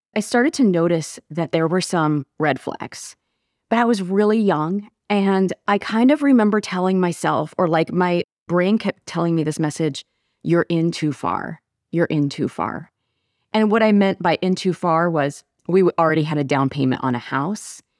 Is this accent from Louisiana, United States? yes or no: no; Nebraska, United States; also born or lived in Missouri; I'm from Nebraska